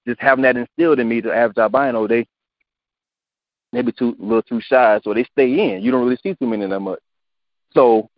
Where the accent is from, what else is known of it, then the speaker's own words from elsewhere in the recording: Hemingway, South Carolina, United States; growing up in Hemingway, a small town where there were no albinos